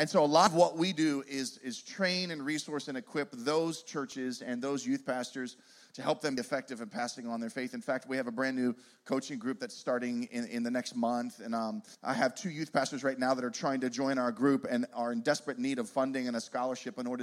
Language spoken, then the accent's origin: English; Pittsburgh, Pennsylvania, United States; now in Poconos, United States; We are originally from Pittsburgh